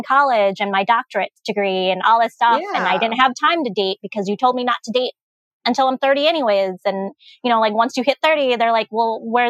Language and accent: English; United States; And I'm like, but I'm not just a Lao girl. Yes. I am American.